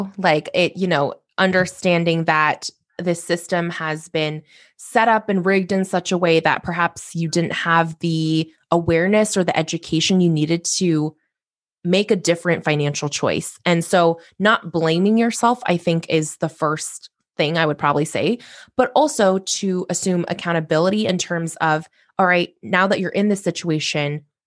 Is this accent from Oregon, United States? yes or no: yes; Corvallis, Oregon, United States; I ultimately transferred home to Oregon State University, which is in my hometown of Corvallis